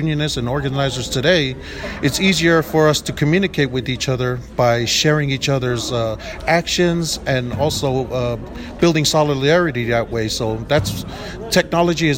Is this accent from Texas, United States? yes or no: yes; North Texas, United States; I'm from North Texas, and North Texas and the state of Texas can claim me for all that matters